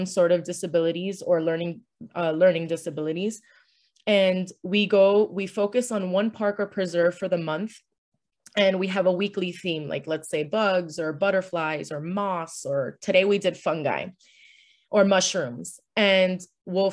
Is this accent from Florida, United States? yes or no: yes; Miami, Florida, United States; my mom's Filipino, my dad's Cuban, but I was born here, so I'm also American